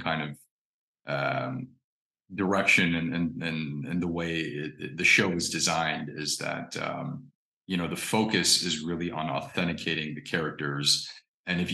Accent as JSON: {"language": "English", "region": "Indiana", "country": "United States", "tie": "born or raised there", "said": "I grew up in Indiana"}